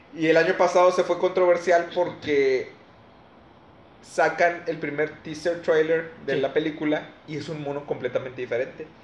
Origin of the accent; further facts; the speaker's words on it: Mexico; nosotros como mexicanos